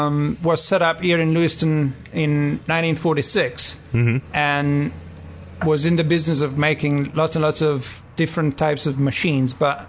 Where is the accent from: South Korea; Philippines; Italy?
Italy; Turin, Piedmont; English is a second language; moved away as an adult; also born or lived in England / Scotland; now in Maine, United States; I was born and raised in Italy, in Turin, northwest, by the Alps. And when I was 19, I left for the UK. I lived in England and Scotland for a while. Got married, moved back to Italy.